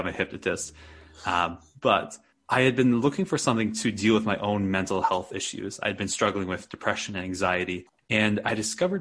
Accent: Wisconsin, United States; now in Santa Fe, United States; I grew up in Wisconsin, which is a pretty flat area

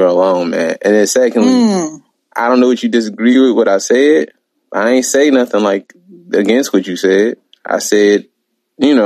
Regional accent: Detroit, Michigan, United States; I'm from Detroit. Detroit is 80% black

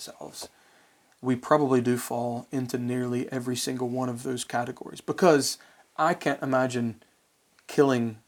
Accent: West Virginia, United States; I'm from West Virginia

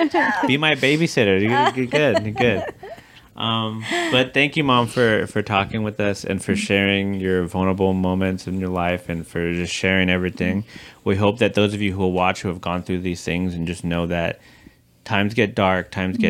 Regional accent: Los Angeles, California, United States; It's more like I'm from LA.

